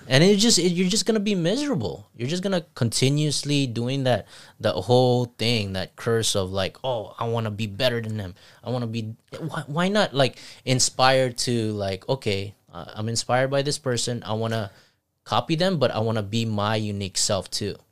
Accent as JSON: {"language": "English", "region": "Zamboanga Peninsula", "country": "Philippines", "tie": "born or raised there", "also_born_or_lived": "Saipan", "moved": "yes", "said": "I grew up in Phi-, Philippines"}